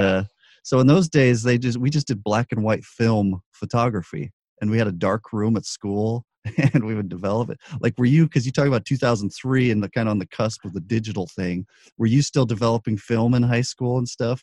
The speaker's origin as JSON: {"language": "English", "town": "Albuquerque", "region": "New Mexico", "country": "United States", "tie": "born or raised there", "also_born_or_lived": "Los Angeles", "moved": "yes", "said": "I grew up in Albuquerque"}